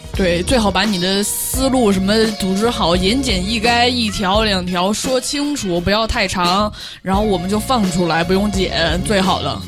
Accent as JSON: {"language": "Chinese", "town": "Chengdu", "region": "Sichuan", "country": "China", "said": "我作为一个四川人，成都地区来的人"}